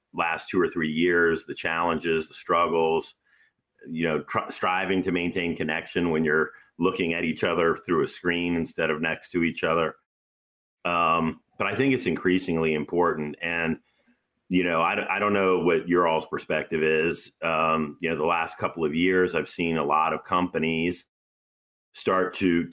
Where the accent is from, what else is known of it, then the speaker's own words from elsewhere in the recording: United States; I'm an American